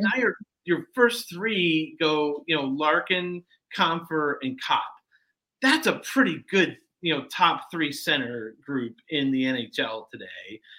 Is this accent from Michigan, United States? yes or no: yes; Detroit, Michigan, United States; moved away; I grew up in Detroit. Uh, I'm from Detroit area